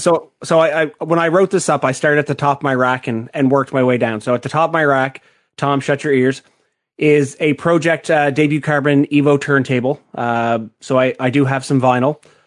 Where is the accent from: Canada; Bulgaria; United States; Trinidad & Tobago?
Canada; I am Canadian